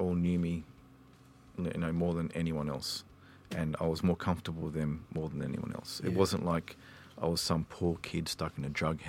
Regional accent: Perth, Western Australia, Australia; also born or lived in Sydney, New South Wales; Mainly Scarborough and Woodlands and Churchlands.

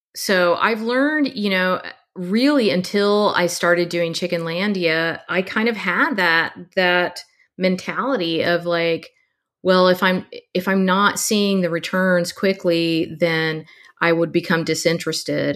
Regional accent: Texas, United States; I grew up in Texas

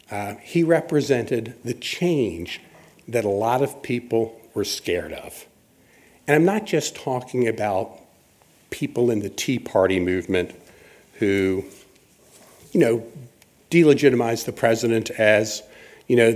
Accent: Alabama, United States; This is from my home state of Alabama

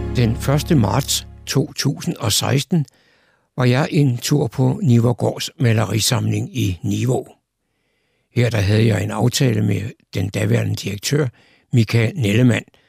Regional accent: Copenhagen, Capital Region of Denmark, Denmark; Nu er jeg jo gammel københavner

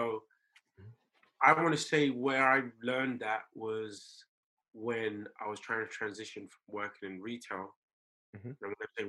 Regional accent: Tottenham, London, United Kingdom; When I got here, I grew up in Tottenham, went to school in a school called White Hart Lane, which then changed to Woodside High School.

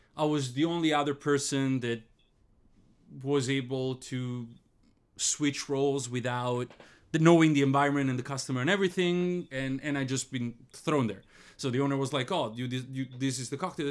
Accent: Italy; moved away; I come from Italy

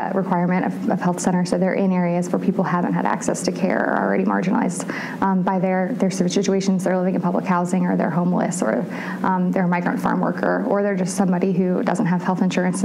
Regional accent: North Carolina, United States; I'm from North Carolina

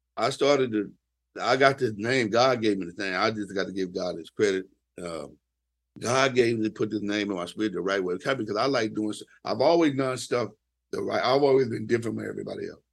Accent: the Bay Area, California, United States; I'm from the Bay.

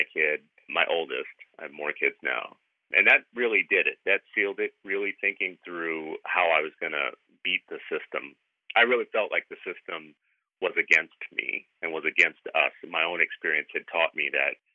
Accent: the South, United States; moved away; I grew up in the South.

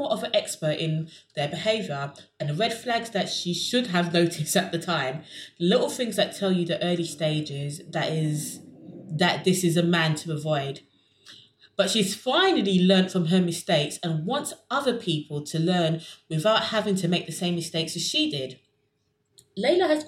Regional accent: London, United Kingdom; I'm from South London

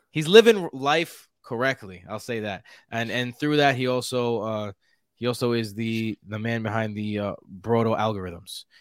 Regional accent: New York City, New York, United States; accent: Queens; I have the most Queens accent of anyone she's ever

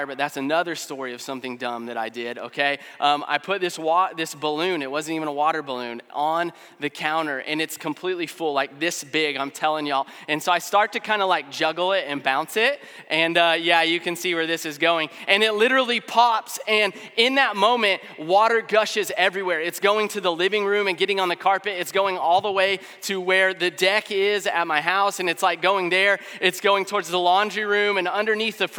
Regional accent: Springfield, Missouri, United States; I've been in Springfield my whole life

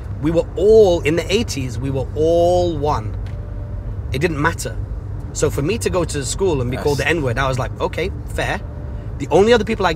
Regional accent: Salford, North West England, United Kingdom; where I was growing up in Salford

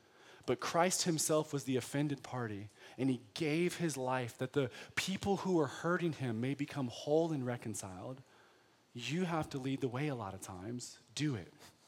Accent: United States; But because I'm American, I think hospitable is, hey, you want a cup of water?

